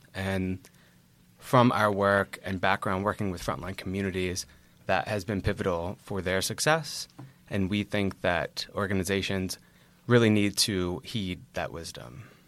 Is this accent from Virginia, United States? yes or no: yes; Virginia, United States; moved away as an adult; now in New York, United States; I hail from Virginia and have been a New York resident for about six years.